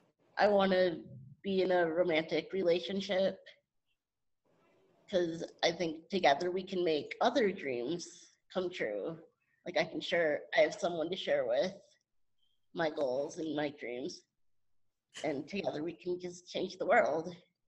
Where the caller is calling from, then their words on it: Jefferson, Wisconsin, United States; I'm joining from Jefferson, Wisconsin.